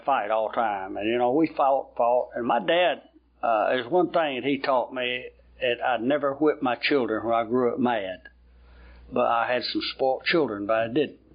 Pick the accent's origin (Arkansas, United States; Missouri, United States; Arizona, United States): Arkansas, United States; Patterson; now in Little Rock, United States; I was born up in North Arkansas in a little old town, farm town called Patterson, Arkansas in Woodruff County